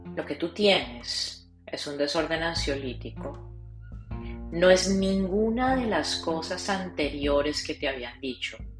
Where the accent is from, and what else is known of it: Colombia; moved away as an adult; now in South Florida, United States